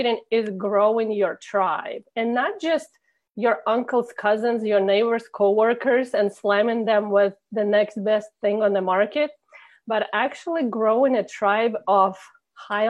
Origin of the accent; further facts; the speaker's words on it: Russia; English is a second language; moved away as an adult; now in Indiana, United States; originally I came from Russia